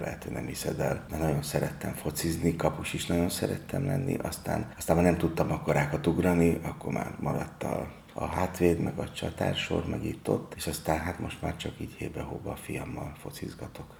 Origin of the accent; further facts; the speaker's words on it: Budapest, Hungary; Én a Práter utcában nőttem föl, és az a 8. kerülethez tartozik, tehát van, ott nőttem föl, és a Vas utcába születtem.